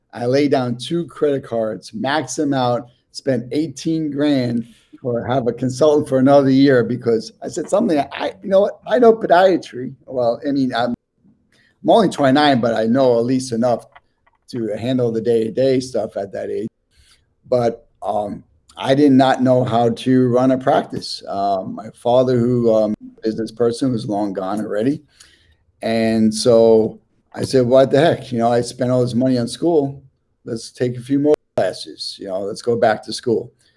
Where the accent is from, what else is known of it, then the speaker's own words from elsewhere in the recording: New York City, New York, United States; moved away as an adult; also born or lived in San Francisco / Queens / Jerusalem, Israel; now in New Jersey, United States; I'm born and raised in Washington Heights, Manhattan. Um, that's where this accent comes from.